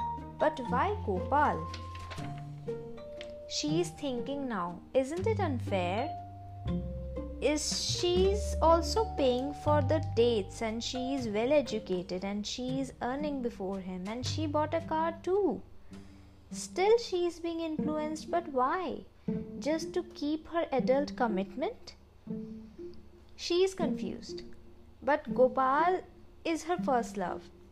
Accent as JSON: {"language": "English", "country": "India", "said": "being Indian, where our parents make most choices for us"}